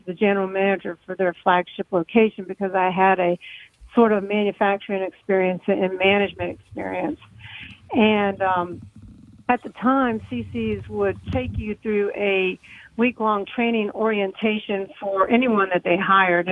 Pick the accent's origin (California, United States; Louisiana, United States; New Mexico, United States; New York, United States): Louisiana, United States; New Orleans area; moved away; also born or lived in Mississippi; I'm from the New Orleans area. Not proper